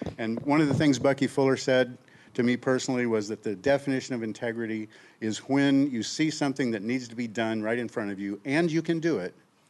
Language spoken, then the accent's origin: English; Kansas, United States; now in Maui, United States; 25 years on Maui, and I have Buffalo because I came from Kansas and I brought the Buffalo energy with.